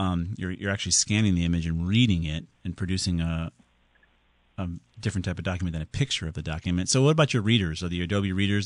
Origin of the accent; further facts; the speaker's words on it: Southington, Connecticut, United States; Southington, my hometown.